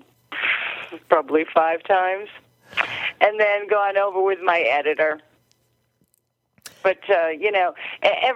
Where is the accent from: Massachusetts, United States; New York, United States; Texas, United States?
Massachusetts, United States; Marblehead; moved away as an adult; also born or lived in Revere, Massachusetts / Everett, Massachusetts / Saugus, Massachusetts; now in New Hampshire, United States; I'm originally from Marblehead, which is in Massachusetts, but I've lived all over, Revere, Everett, Saugus. And then I moved to New Hampshire.